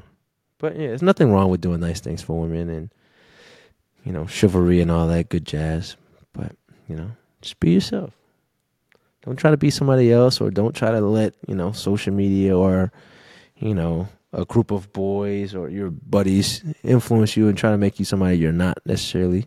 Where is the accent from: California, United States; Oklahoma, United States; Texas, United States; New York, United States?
Texas, United States; San Antonio; moved away; I grew up in San Antonio, played college ball here, and everybody knew me in the state.